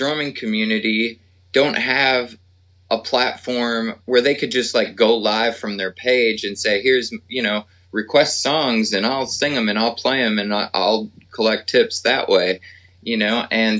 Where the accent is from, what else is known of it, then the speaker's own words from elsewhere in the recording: Minneapolis, Minnesota, United States; now in Nashville, United States; we're both originally from Minneapolis, St. Paul area.